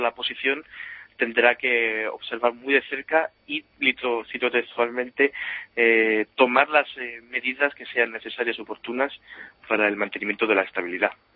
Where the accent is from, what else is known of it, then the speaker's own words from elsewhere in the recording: Spain; now in Germany; uno como español vive aquí